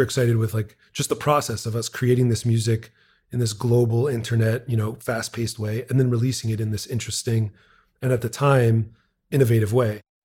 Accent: Montreal, Quebec, Canada; I'm from Montreal, Quebec, Canada. born and raised.

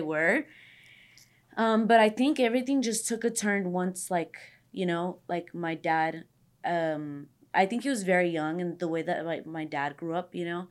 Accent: Los Angeles, California, United States; I'm from the valley too. I'm from San Fernando Valley. I grew up everywhere. I was always, like, moving to different areas of the valley

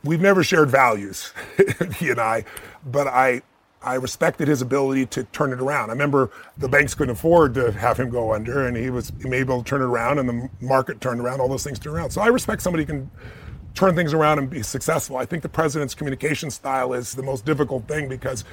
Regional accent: United States; I'm an American

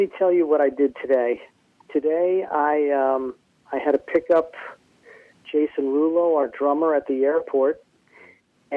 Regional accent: New Jersey, United States; growing up in the New Jersey metal scene

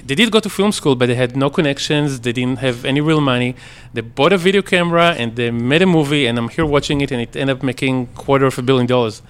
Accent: Israel; moved away as an adult; I grew up in Israel until I was uh, 19.

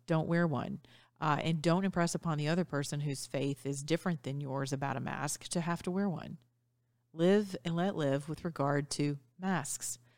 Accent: the South, United States; also born or lived in Georgia; as we say in the South

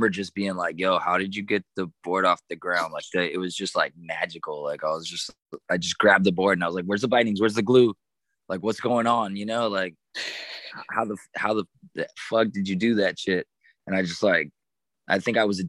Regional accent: Santiago, Santiago Metropolitan Region, Chile; moved away as an adult; also born or lived in Australia / Canada / San Francisco, United States; now in Miami, United States; born in Australia, moved to Canada until 10, and then moved to Chile at 10 till 18.

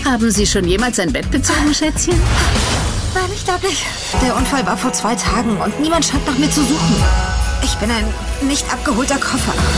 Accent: Austria; bei uns in Österreich

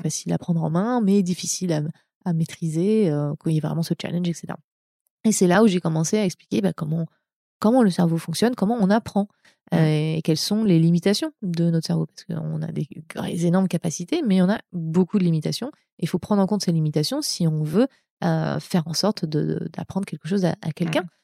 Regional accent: France; moved away as an adult; also born or lived in Montreal; now in California, United States; je, suis française. Hein, je suis pas américaine. J'ai une carte verte.

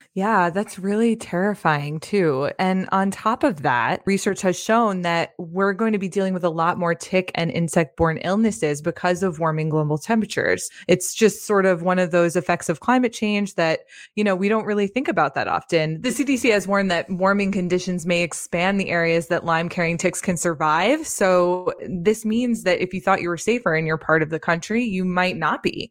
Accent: Northeast, United States; moved away; I'm from the Northeast originally

